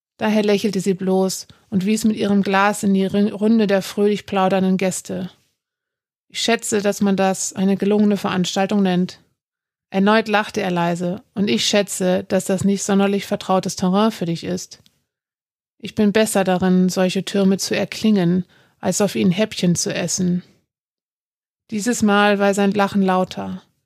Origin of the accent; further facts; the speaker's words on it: Hamburg, Germany; Ich bin Nordlicht, gebürtig aus Hamburg